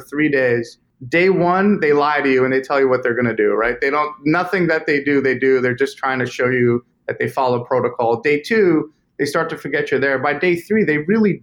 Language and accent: English; Boston, Massachusetts, United States; now in Charlotte, United States; I'm from Boston originally